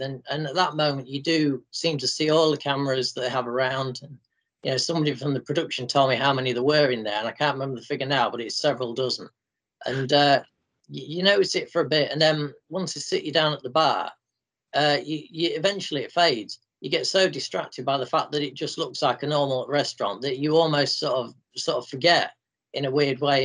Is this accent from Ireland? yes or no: no; Grimsby, Yorkshire and the Humber, United Kingdom; grimsby for a day out and uh, i showed her around my hometown